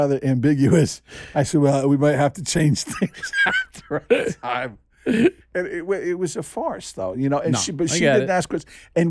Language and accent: English; New Jersey, United States; Now, I grew up in Jersey, you know, and the Jersey Shore, it was like four walls and a toilet.